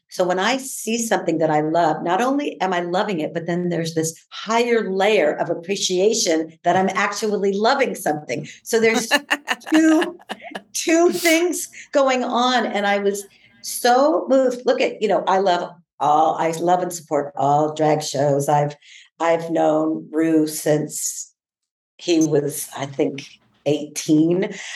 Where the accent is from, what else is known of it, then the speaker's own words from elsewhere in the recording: San Diego, California, United States; I grew up in Southeast San Diego